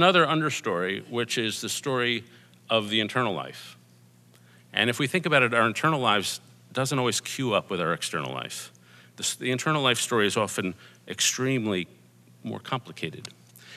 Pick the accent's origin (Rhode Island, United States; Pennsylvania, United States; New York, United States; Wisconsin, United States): New York, United States; New York City; I grew up in Stuyvesant Town down here